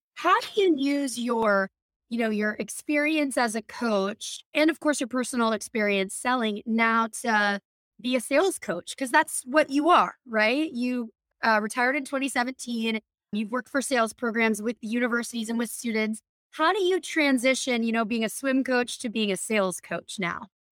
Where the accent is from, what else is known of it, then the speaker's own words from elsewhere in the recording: Midwest, United States; I grew up in the Midwest